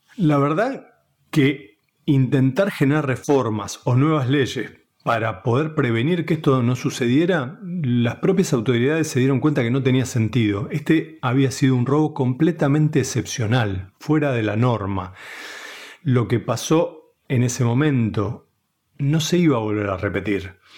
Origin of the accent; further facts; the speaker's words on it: Buenos Aires, Argentina; soy un periodista de Buenos Aires que hace 25 años que trabaja en varias redacciones